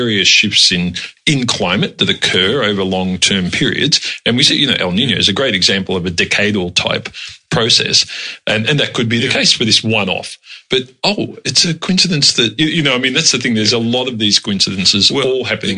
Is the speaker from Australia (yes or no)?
yes; Melbourne, Victoria, Australia; I grew up in the western suburbs of Melbourne